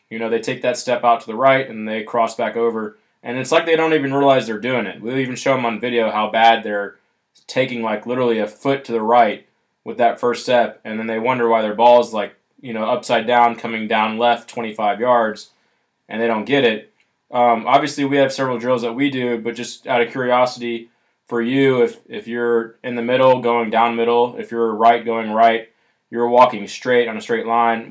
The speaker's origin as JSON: {"language": "English", "region": "Alabama", "country": "United States", "said": "I'm from Alabama"}